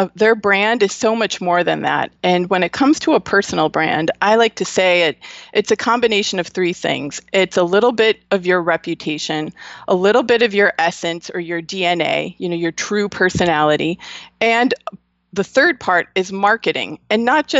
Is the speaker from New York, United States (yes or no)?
yes; Buffalo, New York, United States; I'm from Buffalo, New York.